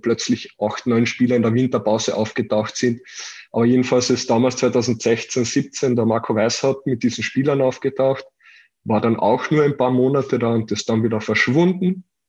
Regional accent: Carinthia, Austria; für mich als Kärntner

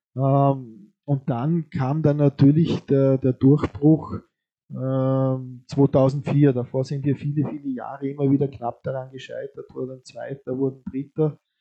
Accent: Vorarlberg, Austria; als Vorarlberger

